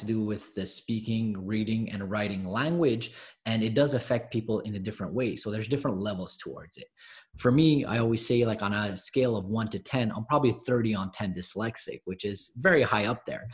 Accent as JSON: {"language": "English", "town": "Montreal", "region": "Quebec", "country": "Canada", "said": "I'm actually from Montreal, Canada"}